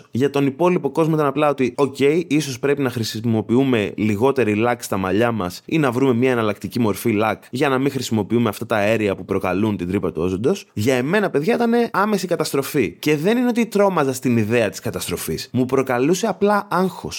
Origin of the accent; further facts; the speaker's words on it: Agios Nikolaos, Crete, Greece; είμαι μια φτωχάλα από τον Άγιο Νικόλαο